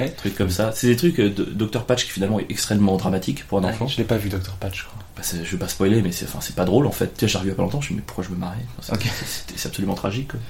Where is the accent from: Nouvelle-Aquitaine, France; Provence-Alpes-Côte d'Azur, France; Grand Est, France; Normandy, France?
Provence-Alpes-Côte d'Azur, France; Cagnes-sur-Mer; born there; je suis né à Cagnes-sur-Mer. Voilà, Cagnes-sur-Mer, c'est euh, à côté de Cannes.